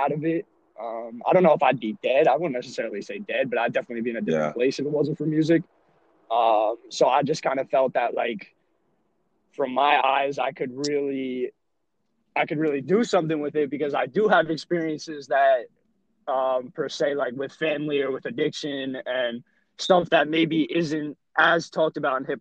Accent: suburban New Jersey, United States; also born or lived in Rockaway, New Jersey; I'm just a little white kid from suburban New Jersey. I live in Rockaway, New Jersey

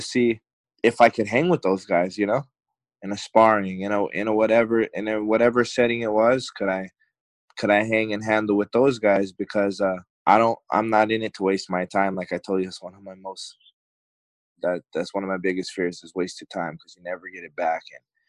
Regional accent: Hawaii, United States; now in Arizona, United States; I had like bounced around a little bit when I came from Hawaii to AZ.

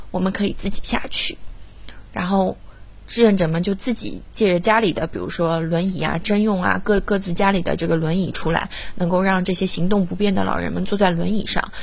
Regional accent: Shanghai, China; 我是一个土生土长的上海小姑娘

